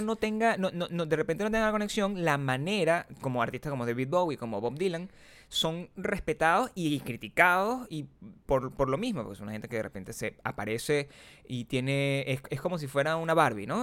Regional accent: Venezuela; yo soy venezolano

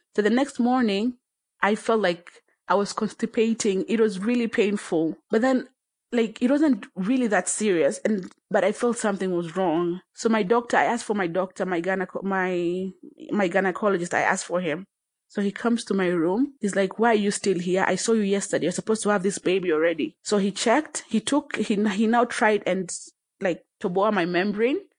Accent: Tanzania; now in Kenya; I was born in Kenya, but raised in Tanzania. I currently live in Kenya

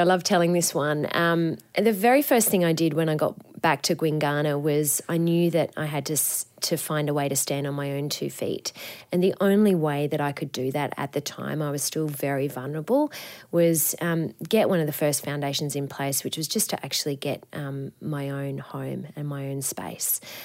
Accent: Coffs Harbour, New South Wales, Australia; I grew up in Coffs Harbour on the, the north coast of New South Wales

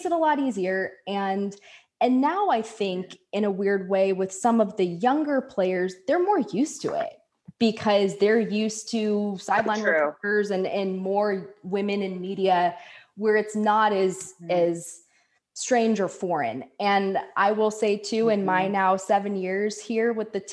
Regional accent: San Diego, California, United States; I grew up in San Diego.

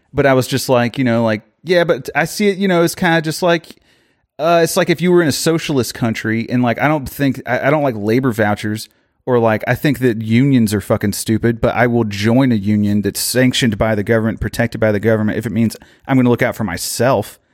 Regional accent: Orlando, Florida, United States; I am from Orlando

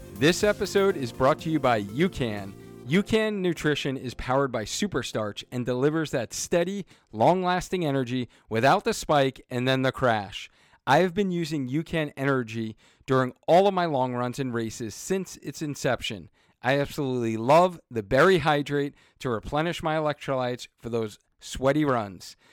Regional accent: Long Island, New York, United States; now in Connecticut, United States; I grew up in Long Island, New York

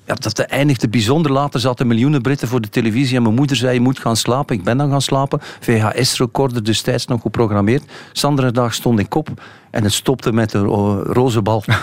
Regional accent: Bruges, Flanders, Belgium; also born or lived in Ghent; mijn geboortestad uh, Brugge

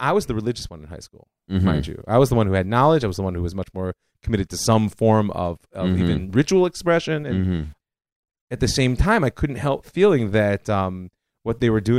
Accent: Cleveland, Ohio, United States; I mean, I grew up in Cleveland, like I said.

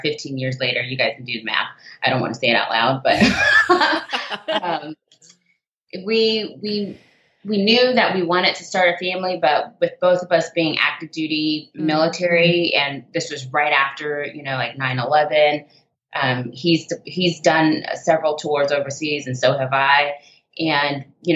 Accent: Jacksonville, Florida, United States; also born or lived in England; now in California, United States; I'm from Florida

